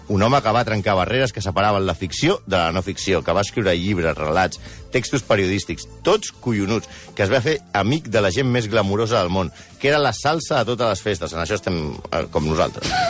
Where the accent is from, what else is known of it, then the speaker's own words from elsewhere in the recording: Vallès, Catalonia, Spain; Jo sóc del Vallès, eh? De Sabadell. No, de, de Terrassa. No, Sabadell.